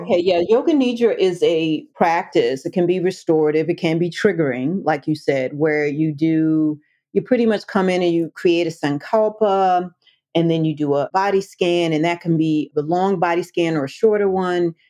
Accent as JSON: {"language": "English", "town": "Washington", "region": "District of Columbia", "country": "United States", "tie": "born or raised there", "said": "I grew up in the Washington, D.C. metro area"}